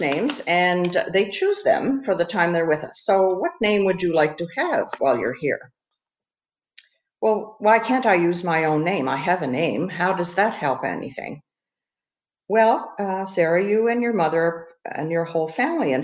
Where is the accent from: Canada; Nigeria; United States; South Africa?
Canada